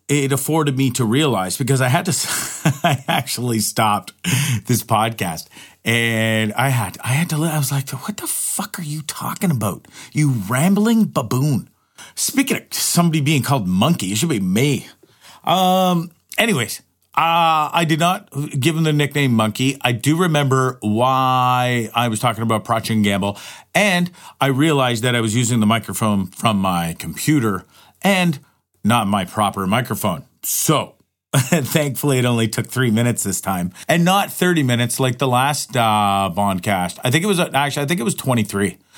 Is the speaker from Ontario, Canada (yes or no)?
yes; Hamilton, Ontario, Canada; moved away as an adult; also born or lived in Toronto, Ontario / Banff, Alberta / Orillia, Ontario; I was born and raised in Hamilton, Ontario